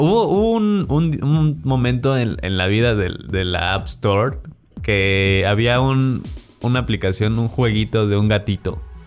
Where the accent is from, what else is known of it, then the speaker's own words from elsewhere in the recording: Guanajuato, Mexico; now in Mexico City, Mexico; yo, no soy de acá, soy de Guanajuato.